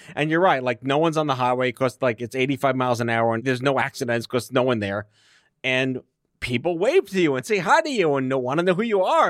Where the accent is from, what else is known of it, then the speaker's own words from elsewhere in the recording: New York City, New York, United States; when you're born and raised in New York City